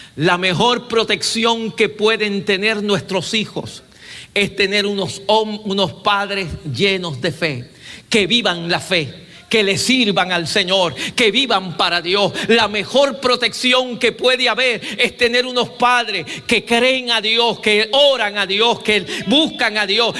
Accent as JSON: {"language": "Spanish", "country": "Puerto Rico", "moved": "yes", "lives_now": "Columbia, United States", "said": "mi país"}